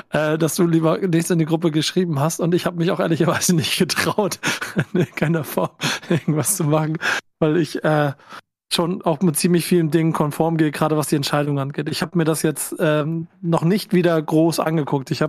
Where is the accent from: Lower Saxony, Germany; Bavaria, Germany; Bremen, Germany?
Bremen, Germany; für mich subjektiv als Bremer geht das klar an Bremen, das Ganze.